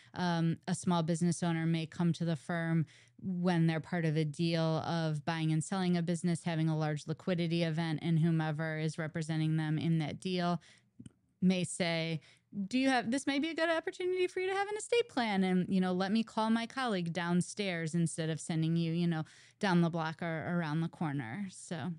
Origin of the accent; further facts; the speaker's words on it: St. Louis, Missouri, United States; moved away; I'm originally from Saint Louis, and I moved back to town to go to law school at WashU